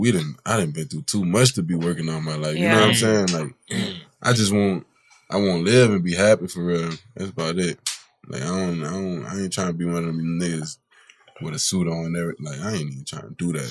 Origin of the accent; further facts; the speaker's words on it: New Orleans, Louisiana, United States; I'm one of the people that's really from New Orleans